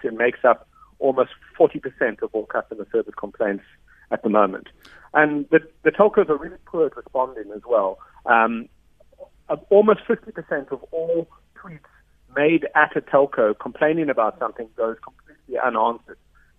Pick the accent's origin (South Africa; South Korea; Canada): South Africa; But for me, as a South African, it's a real shame.